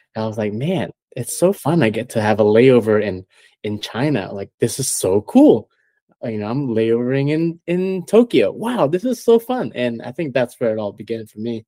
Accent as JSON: {"language": "English", "country": "Malaysia", "tie": "born or raised there", "moved": "as an adult", "lives_now": "United States", "said": "I was born and raised in Malaysia"}